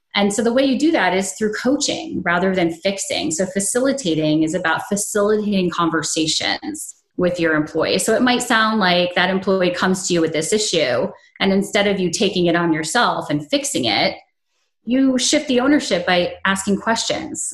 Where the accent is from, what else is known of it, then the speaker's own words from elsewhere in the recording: upstate New York, United States; moved away as an adult; also born or lived in Maryland; I had moved from my hometown of upstate New York to Maryland